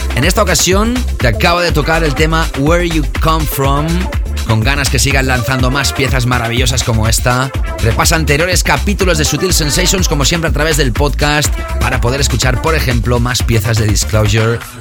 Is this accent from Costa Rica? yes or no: no; Barcelona, Catalonia, Spain; la ciudad donde he nacido y crecido, la ciudad de Barcelona